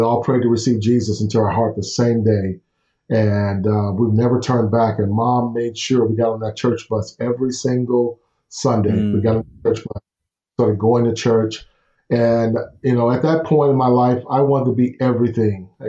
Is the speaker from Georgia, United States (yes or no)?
no; Houston, Texas, United States; Growing up in Houston, I'm the oldest of five, and grew up in the projects and in Houston